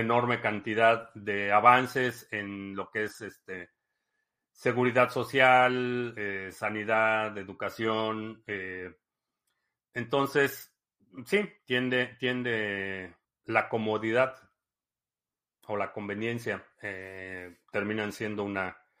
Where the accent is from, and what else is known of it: Mexico; moved away as an adult; also born or lived in Spain / Texas